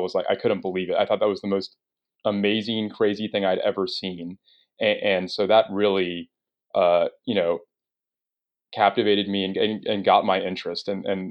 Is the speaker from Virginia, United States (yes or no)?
no; Dallas, Texas, United States; You know, I grew up here in Dallas, Texas.